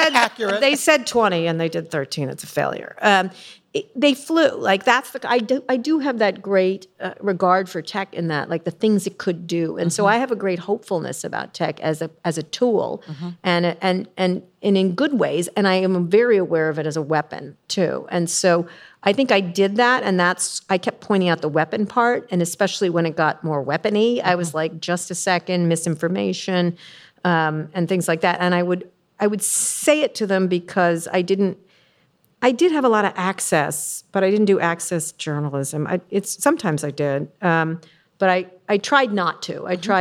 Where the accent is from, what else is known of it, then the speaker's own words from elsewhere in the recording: San Francisco, California, United States; Not that there's anything wrong with that. I'm from San Francisco. It's fine.